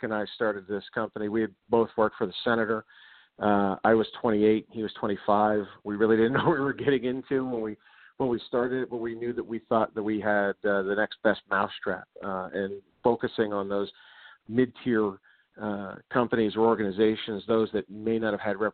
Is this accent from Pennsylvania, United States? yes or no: yes; Pittsburgh, Pennsylvania, United States; I'm from Pittsburgh